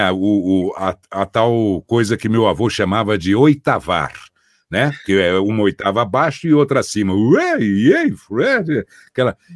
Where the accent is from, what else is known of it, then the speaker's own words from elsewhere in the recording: Poços de Caldas, Minas Gerais, Brazil; moved away; Lá em Poços de Caldas, 1974, radiodifusora, minha terra natal querida, que aliás eu estou há muito tempo sem visitar por causa dessa pandemia aí